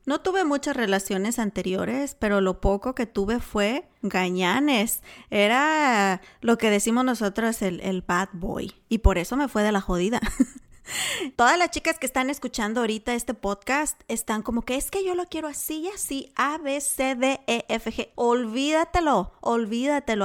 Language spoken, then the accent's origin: Spanish; Mexico; como mexicana. Nuestra cultura todavía es súper conservadora